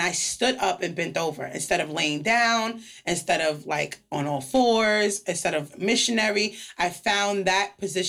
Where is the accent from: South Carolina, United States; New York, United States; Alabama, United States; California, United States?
New York, United States; also born or lived in Miami / Spain; I lived here 10 years. I'm from New York. I moved back to New York, and I love Miami. But nothing's like my city in New York